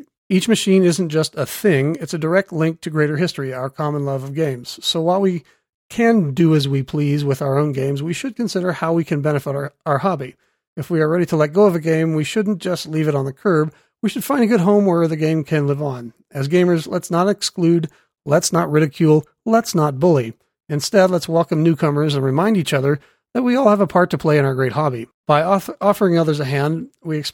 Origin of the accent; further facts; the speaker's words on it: United States; I'm a rude American